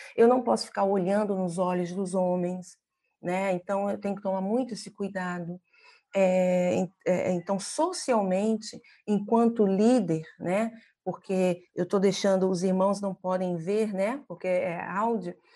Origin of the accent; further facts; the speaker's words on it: Brazil; moved away as an adult; now in Mongolia; enquanto brasileira